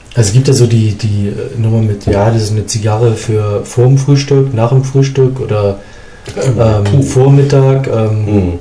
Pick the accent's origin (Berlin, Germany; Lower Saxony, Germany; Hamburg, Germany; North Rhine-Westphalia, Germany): Hamburg, Germany; moved away as an adult; now in Munich, Germany; als ich nach München gekommen bin, mhm. als Hamburger, mhm. als Hamburger